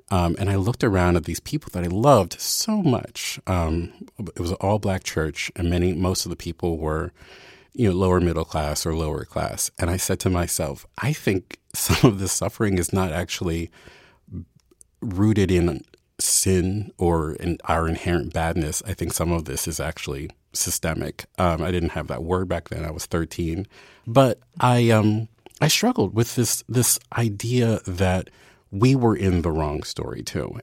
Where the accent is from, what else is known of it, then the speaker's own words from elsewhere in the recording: Baltimore, Maryland, United States; moved away as an adult; I was from Baltimore